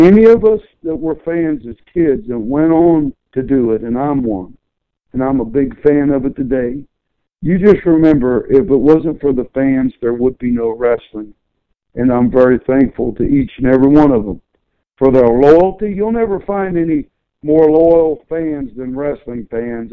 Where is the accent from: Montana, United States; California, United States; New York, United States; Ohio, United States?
Ohio, United States; Chillicothe; my hometown Chillicothe, Ohio had a lot of great professional wrestlers come from it